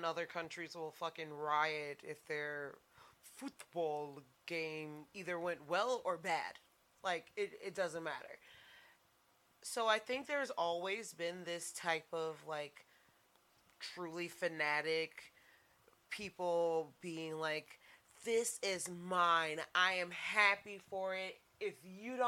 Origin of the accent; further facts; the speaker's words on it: Saginaw, Michigan, United States; also born or lived in Oakland University, Michigan; I was in Saginaw.